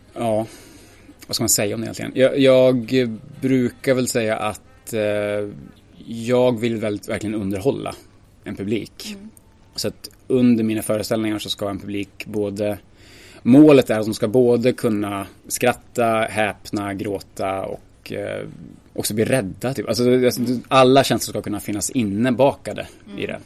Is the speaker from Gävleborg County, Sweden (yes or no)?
yes; Ljusdal, Gävleborg County, Sweden; now in Gothenburg, Sweden; jag kommer från Ljusdal.